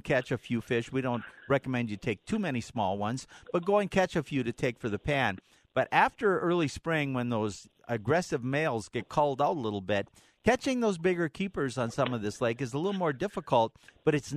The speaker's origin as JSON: {"language": "English", "region": "Minnesota", "country": "United States", "tie": "born or raised there", "said": "when I was growing up in Minnesota"}